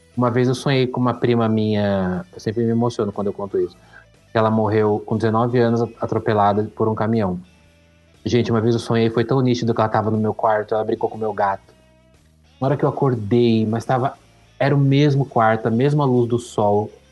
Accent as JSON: {"language": "Portuguese", "region": "São Paulo", "country": "Brazil", "tie": "born or raised there", "said": "quando eu era criança, eu morava na Vila Liviero, que é, é, que é a periferia ali de São Paulo, divisa com São Bernardo"}